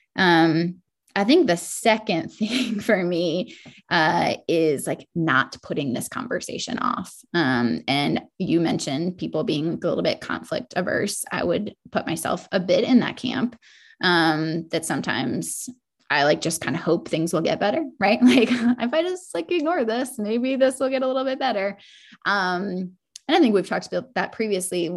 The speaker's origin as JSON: {"language": "English", "region": "Maryland", "country": "United States", "tie": "born or raised there", "moved": "yes", "lives_now": "South Carolina, United States", "said": "I grew up in Maryland"}